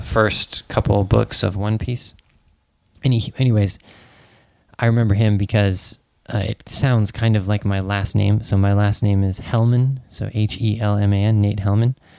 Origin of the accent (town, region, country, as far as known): United States; born or raised there